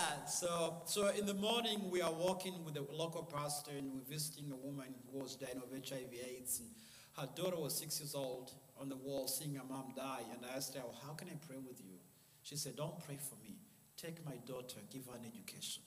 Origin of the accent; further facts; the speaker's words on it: Uganda; moved away; also born or lived in Rwanda; I'm from Rwanda, but I was born in a refugee camp in Uganda, north of Rwanda, because my family was exiled uh, from Rwanda in 1960. So I was born in Uganda and I was born in a refugee camp